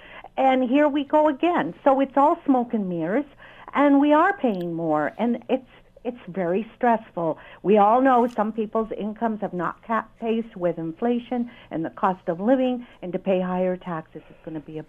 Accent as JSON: {"language": "English", "country": "Canada", "said": "I am Canadian."}